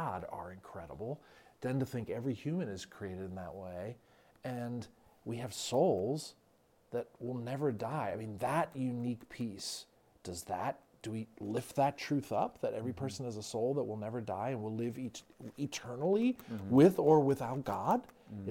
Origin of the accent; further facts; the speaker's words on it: New Jersey, United States; I'm from Jersey. There's aspects of being distinctly Jersey that is worth celebrating.